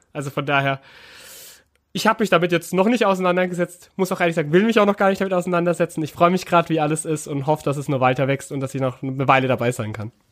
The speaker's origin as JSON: {"language": "German", "town": "Karlsruhe", "region": "Baden-Württemberg", "country": "Germany", "tie": "born or raised there", "moved": "yes", "said": "ich wirklich ja gebürtiger Karlsruher bin und auch schon seit Kind auch Fan"}